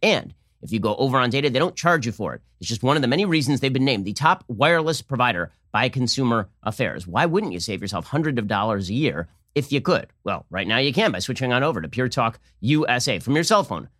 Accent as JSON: {"language": "English", "country": "United States", "said": "as an American and as a Jew, I wear this yarmulke"}